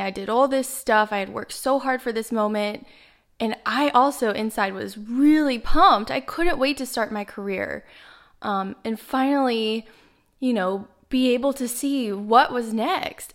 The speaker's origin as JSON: {"language": "English", "town": "Dallas", "region": "Texas", "country": "United States", "moved": "yes", "lives_now": "Miami, United States", "said": "I'm from Dallas, Texas, but I'm currently based out of Miami, Florida"}